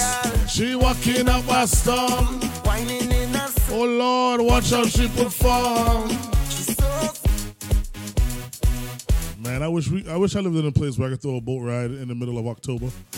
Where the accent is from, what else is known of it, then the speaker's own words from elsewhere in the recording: Trinidad & Tobago; So I am a Trinidadian